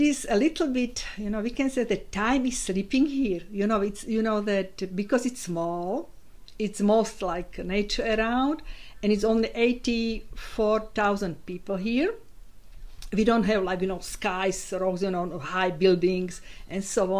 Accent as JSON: {"language": "English", "country": "Slovakia", "tie": "born or raised there", "second_language": "English", "moved": "as an adult", "lives_now": "Isle of Man", "said": "I was born in Slovakia"}